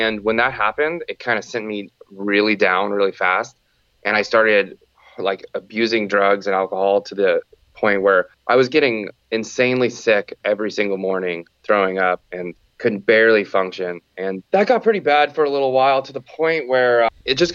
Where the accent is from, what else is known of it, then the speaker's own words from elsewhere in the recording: Santa Cruz, California, United States; I'm from Santa Cruz, California. I was born and raised here